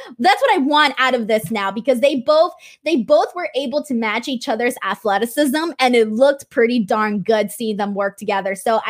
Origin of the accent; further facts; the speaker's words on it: Los Angeles, California, United States; since it's my hometown. But I do think that, you know, the circumstances were different and they were going to do WrestleMania here in Los Angeles